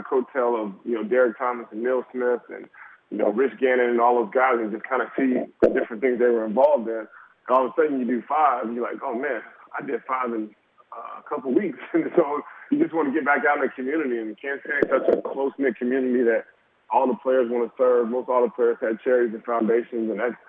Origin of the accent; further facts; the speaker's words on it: Germany; born there; My dad is a military man. 32 years, Vietnam veteran, Purple Heart, and I was born in Germany.